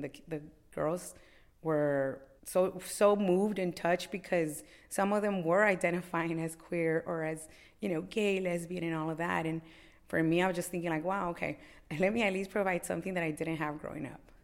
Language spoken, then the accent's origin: English; Los Angeles, California, United States; born and raised in Los Angeles. I have, uh, real deep ties to Boyle Heights